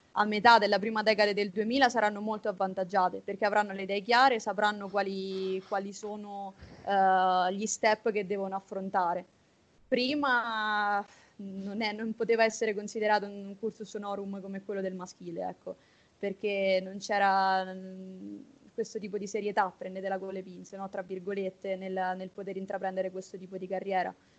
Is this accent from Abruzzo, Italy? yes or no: yes; Abruzzo, Italy; also born or lived in Rome; studio a Roma pur essendo abruzzese